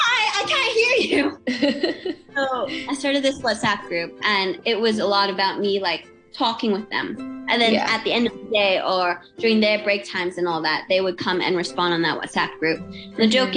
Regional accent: Hong Kong; also born or lived in Australia; I am Hong Kong, I am Australian. It's something that I'm trying to get used to, is that I belong in both places.

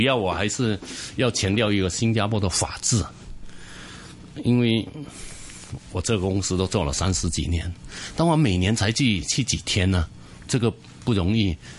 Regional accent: Chaozhou, Guangdong, China; now in Hong Kong; 因为我们这个酒楼叫东海潮州酒楼，因为本身我是潮州人

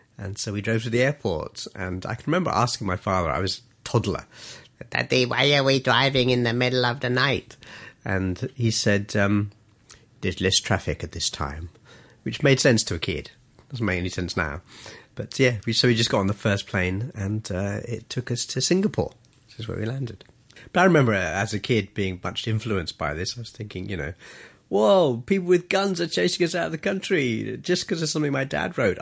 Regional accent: Colombo, Western Province, Sri Lanka; also born or lived in England; now in Hong Kong; I was, uh, born in, uh, a place called Colombo, Sri Lanka.

